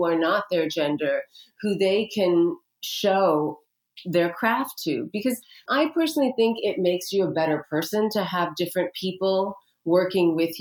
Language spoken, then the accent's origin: English; India; I'm an Indian woman, okay? My culture has been using turmeric for 5,000 years